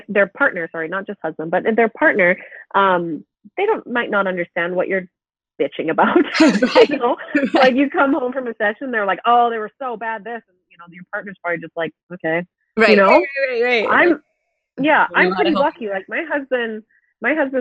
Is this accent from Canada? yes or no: yes; BC, British Columbia, Canada; now in Alberta, Canada; We both grew up in different areas of BC